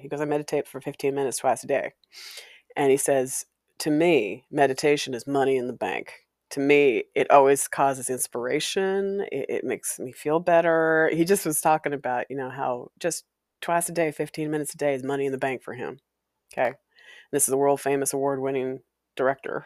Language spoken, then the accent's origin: English; Walla Walla, Washington, United States; moved away; growing up in Walla Walla